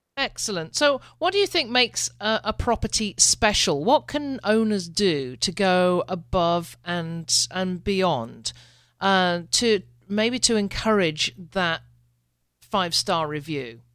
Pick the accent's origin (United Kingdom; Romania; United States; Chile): United Kingdom; I'm a Brit